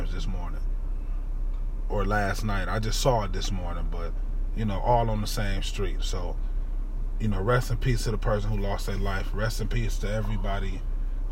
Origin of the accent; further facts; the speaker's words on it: Cleveland, Ohio, United States; I'm from Cleveland